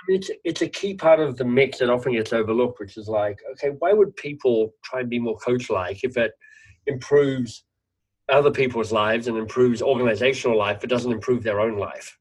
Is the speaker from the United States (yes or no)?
no; Australia; moved away; nieces and nephews actually in Australia as an Australian